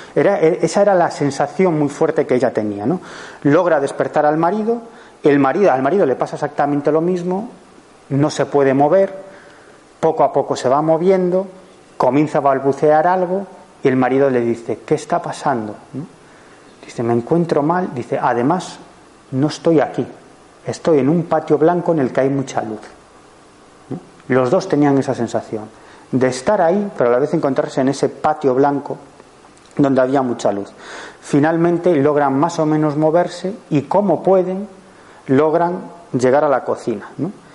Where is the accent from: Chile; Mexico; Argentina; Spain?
Spain; Galicia; yo soy gallego